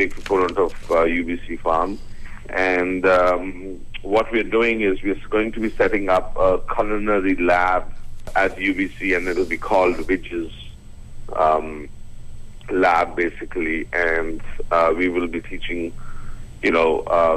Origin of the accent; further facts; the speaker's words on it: India; moved away as an adult; also born or lived in Austria; I was born and brought up in India. I studied in Austria